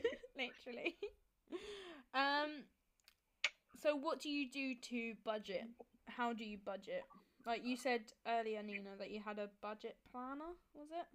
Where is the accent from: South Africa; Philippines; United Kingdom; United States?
United Kingdom; Kent, South East England; I'm from Kent and I do law, third year